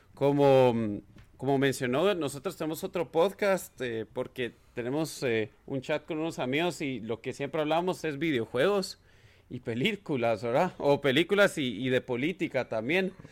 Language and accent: Spanish; Guatemala; moved away as an adult; also born or lived in United States; now in Washington DC, United States; nací y crecí en Guatemala